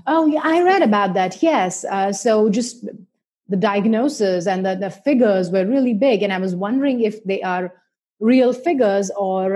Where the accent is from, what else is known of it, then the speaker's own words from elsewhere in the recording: India; I grew up in India